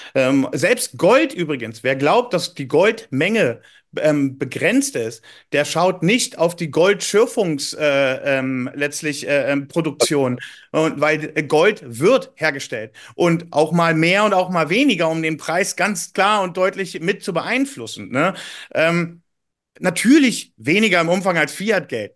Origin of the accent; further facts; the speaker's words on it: Berlin, Germany; Ich bin ursprünglich Berliner